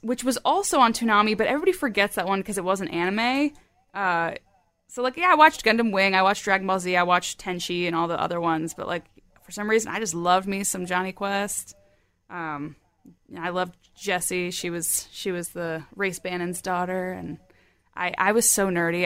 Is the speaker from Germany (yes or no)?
yes; Germany; moved away; I was born in Germany